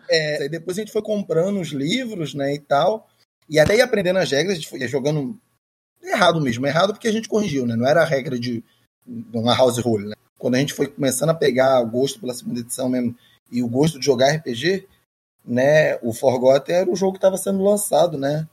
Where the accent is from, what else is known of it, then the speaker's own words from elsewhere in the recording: Xerém, Rio de Janeiro, Brazil; eu sou de Xerém, né? Eu não sou do, do Rio. Xerém é um terra do …